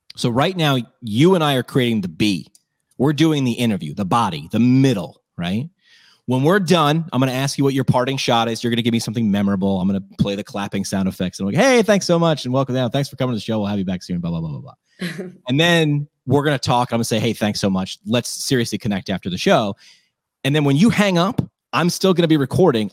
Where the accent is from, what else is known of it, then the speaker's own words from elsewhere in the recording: Scranton, Pennsylvania, United States; also born or lived in New York; I went back to my hometown, ran work, ran a radio station there